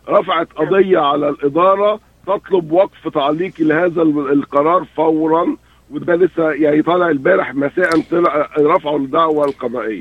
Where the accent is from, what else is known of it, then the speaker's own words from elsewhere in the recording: Egypt; احنا عندنا جامعات في, في مصر